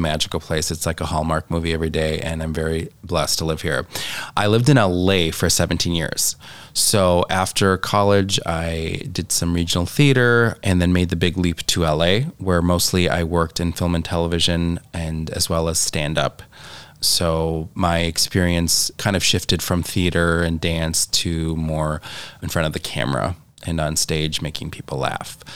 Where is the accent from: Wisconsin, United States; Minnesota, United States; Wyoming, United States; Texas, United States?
Wisconsin, United States; Janesville; moved away as an adult; also born or lived in Stevens Point, Wisconsin / Los Angeles, California; now in Door County, United States; I am originally from Janesville, Wisconsin.